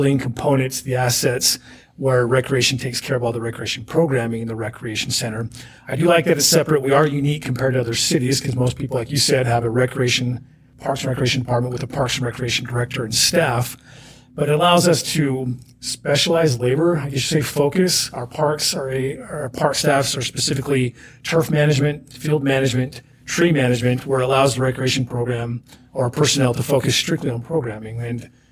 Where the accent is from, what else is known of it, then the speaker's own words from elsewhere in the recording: Springville, Utah, United States; also born or lived in Omaha, Nebraska / Guatemala; Born and raised in Springville.